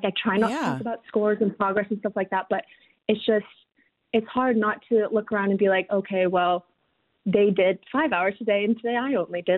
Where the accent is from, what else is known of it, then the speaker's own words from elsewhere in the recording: Palo Alto, California, United States; now in New Orleans, United States; So right now I'm from Palo Alto originally.